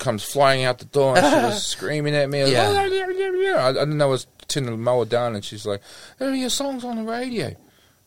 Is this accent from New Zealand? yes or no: yes; Flaxmere, Hawke's Bay, New Zealand; also born or lived in Hastings; I was like, Flaxmere